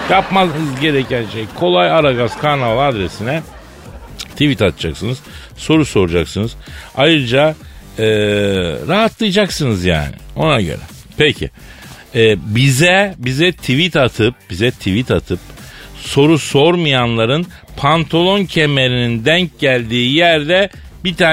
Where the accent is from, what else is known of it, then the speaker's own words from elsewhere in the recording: Elazığ Province, Turkey; Ben de e, ben Malatyalı değil Elazığlıyım yavrum dedim.